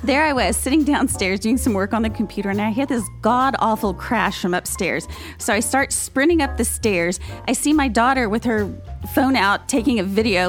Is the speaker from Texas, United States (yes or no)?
yes; Dallas, Texas, United States; Being from Dallas